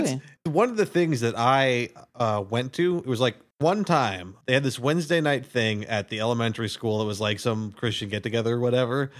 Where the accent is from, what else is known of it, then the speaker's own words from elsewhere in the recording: Minnesota, United States; we're from Minnesota, so we call it supper